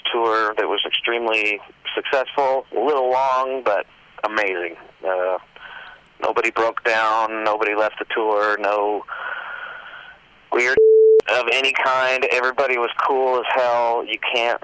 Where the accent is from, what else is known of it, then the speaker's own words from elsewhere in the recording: Southern California, United States; Southern California, where I, where I live. It's very much like this place, Temecula, which is 30 minutes from where I live, or 45 or so minutes from where I grew up.